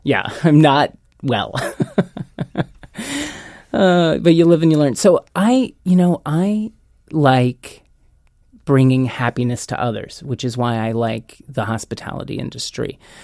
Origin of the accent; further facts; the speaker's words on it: Lawrence, Kansas, United States; moved away as an adult; also born or lived in Los Angeles; I'm born and bred in Lawrence, Kansas. I was a country boy turned city mouse. Uh, when I turned 18, I went to LA with big dreams and no money